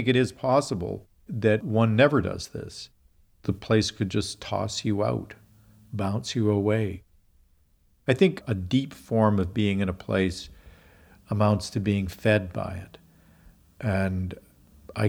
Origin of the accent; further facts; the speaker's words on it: Regina, Saskatchewan, Canada; moved away as an adult; also born or lived in Africa / United States / China; I grew up in Regina, Saskatchewan